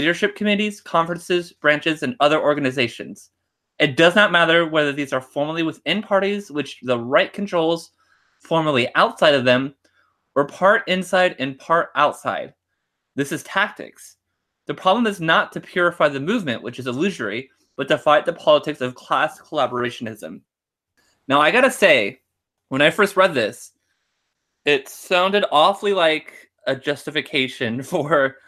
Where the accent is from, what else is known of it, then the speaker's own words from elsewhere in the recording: United States; I'm just an American chauvinist